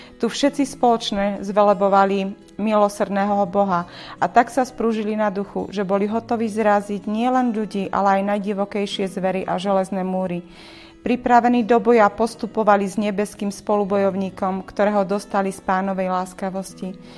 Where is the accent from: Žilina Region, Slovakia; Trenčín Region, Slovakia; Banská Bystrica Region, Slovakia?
Žilina Region, Slovakia; Dolný Kubín; my sme z Dolného Kubína